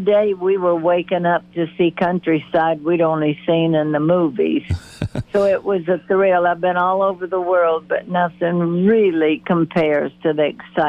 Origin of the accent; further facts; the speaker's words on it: Pennsylvania, United States; moved away as an adult; also born or lived in Los Angeles, California; now in Nashville, United States; growing up in Pennsylvania